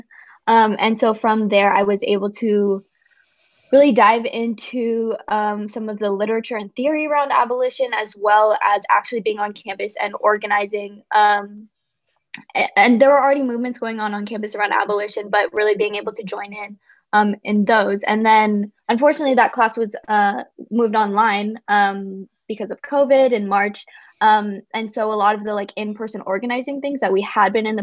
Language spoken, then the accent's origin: English; San Francisco, California, United States; growing up in San Francisco